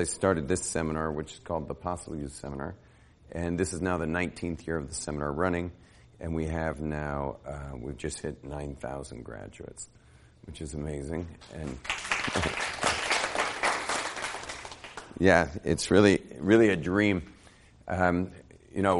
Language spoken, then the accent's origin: English; Los Angeles, California, United States; moved away as an adult; also born or lived in Jerusalem; I grew up in Los Angeles. I was raised in a very well-to-do neighborhood, in a very fancy home in a fancy part of Los Angeles.